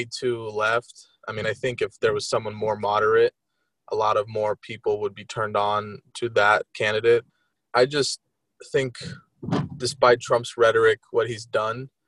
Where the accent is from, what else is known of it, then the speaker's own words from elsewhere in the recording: Ukraine; now in Florida, United States; I'm from Ukraine. I was born there.